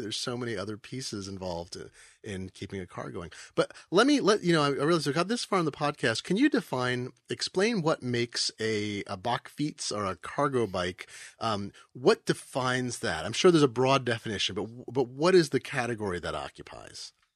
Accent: Eugene, Oregon, United States; now in Seattle, United States; I grew up in Eugene, Oregon, which was a super biking town when I was a kid

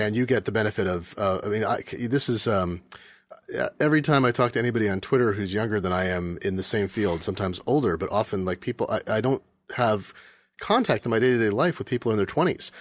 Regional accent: Eugene, Oregon, United States; I grew up in Eugene

